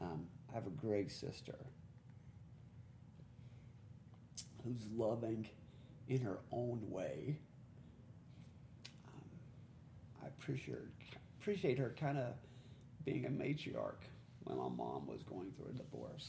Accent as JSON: {"language": "English", "region": "the South", "country": "United States", "said": "I'm from the South."}